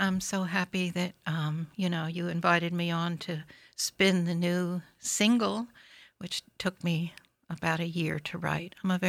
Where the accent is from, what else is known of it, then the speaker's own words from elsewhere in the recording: New Rochelle, New York, United States; I grew up in New Rochelle. From about 1968 to 1979.